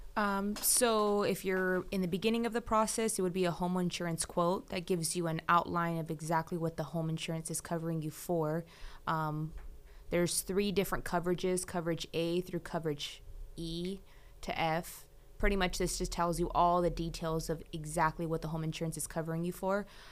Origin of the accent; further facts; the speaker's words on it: Fresno, California, United States; I'm born and raised in Fresno, lived in the valley my whole life, went to college in Fresno.